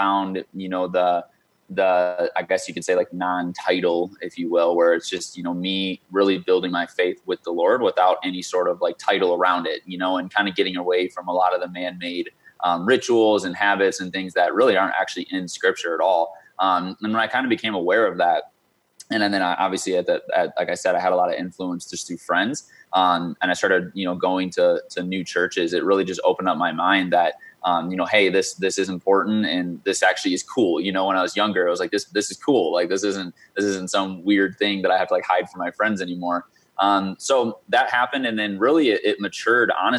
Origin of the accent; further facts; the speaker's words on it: Michigan, United States; moved away as an adult; also born or lived in St. Louis, Missouri; now in Arizona, United States; I grew up in Michigan from basically second grade, whatever age that is, until a little over a year ago